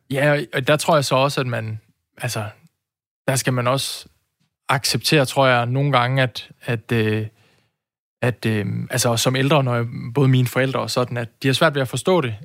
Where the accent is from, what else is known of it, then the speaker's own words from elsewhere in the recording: Aarhus, Central Denmark Region, Denmark; jeg er jo også født og opvokset i Aarhus